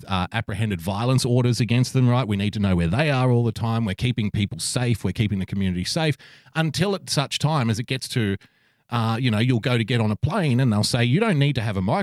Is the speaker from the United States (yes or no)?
no; Australia; as an Australian